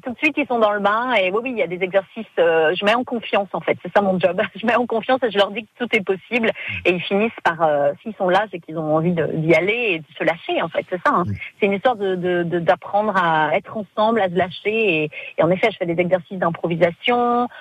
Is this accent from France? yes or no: yes; France; je suis française